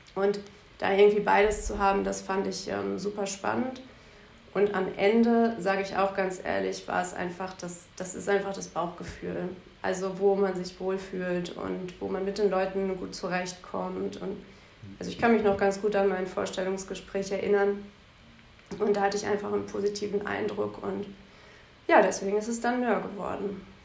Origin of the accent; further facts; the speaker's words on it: Bielefeld, North Rhine-Westphalia, Germany; moved away as an adult; now in Düsseldorf, Germany; Bielefeld ist meine Heimat, Düsseldorf meine Wahlheimat.